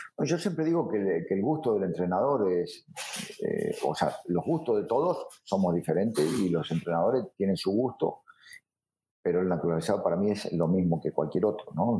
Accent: Rosario, Santa Fe, Argentina; now in Mazatlán, Mexico; yo soy de Rosario. Yo soy eh, hincha de un equipo del ascenso, que es Central Córdoba de Rosario, que de ahí salí y de ahí fui toda mi vida

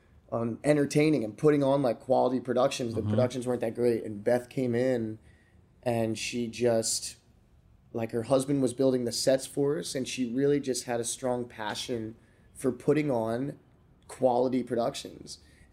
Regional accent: Florida, United States; also born or lived in Pennsylvania / Georgia / Delaware / New Jersey; Yeah, I was born in Pennsylvania, mm-hmm. moved to Georgia for a couple of years, then I moved to Delaware, then I moved to South Jersey, and then I moved to Florida.

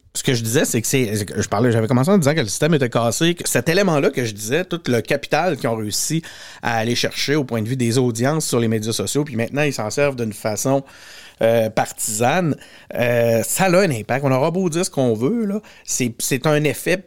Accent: Quebec City, Quebec, Canada; j'ai grandi à Charlebourg, j'habite encore à Charlebourg

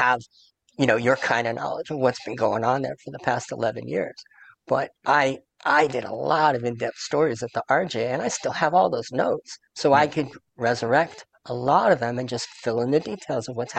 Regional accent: New York City, New York, United States; moved away; growing up in New York

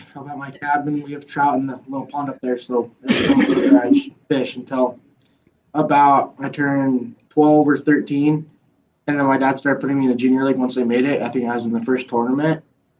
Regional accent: Spanish Fork, Utah, United States; We're from Utah, Spanish Fork.

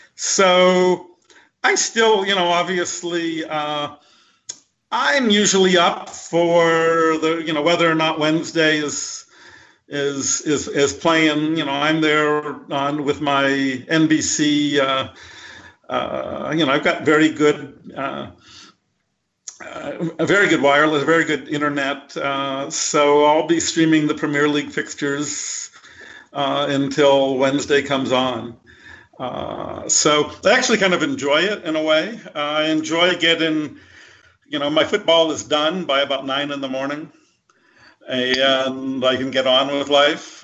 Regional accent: United States; I'm an American, I'm not from Sheffield

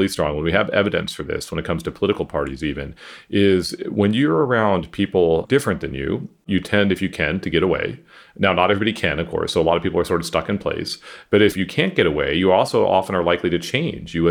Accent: Central Valley of California, United States; I grew up in California, and I grew up in the Central Valley of California, which is sort of the farming part of California.

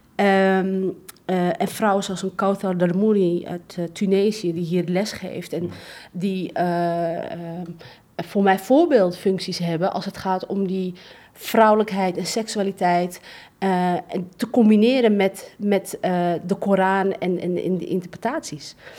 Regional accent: Amsterdam, North Holland, Netherlands; ik ben gewoon opgegroeid in Amsterdam-West.

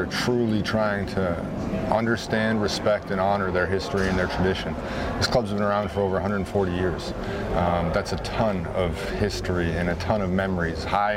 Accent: Wisconsin, United States; I'm from Wisconsin

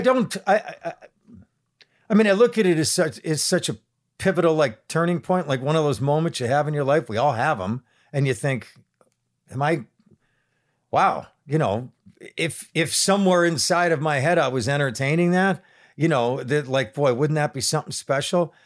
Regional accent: Buffalo, New York, United States; growing up in Buffalo sensibilities

